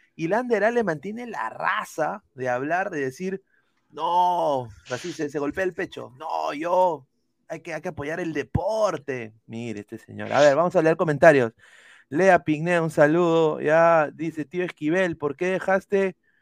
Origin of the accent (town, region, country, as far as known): Peru